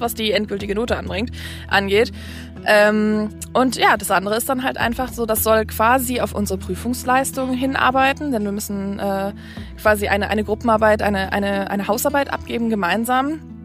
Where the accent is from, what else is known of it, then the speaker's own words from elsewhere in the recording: Ruhr area, North Rhine-Westphalia, Germany; now in Kiel, Germany; meiner Heimat, dem Ruhrgebiet.